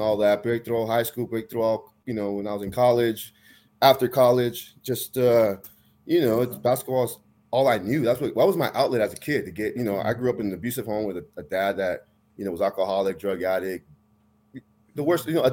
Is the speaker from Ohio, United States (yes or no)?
no; Tracy, California, United States; I grew up in Tracy. I graduated high school there